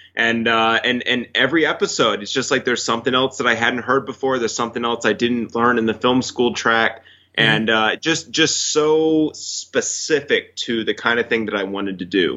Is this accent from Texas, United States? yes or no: yes; Fort Worth, Texas, United States; moved away as an adult; also born or lived in Los Angeles; I grew up in Texas. I, I, you know, spent 18 years of my life in Texas.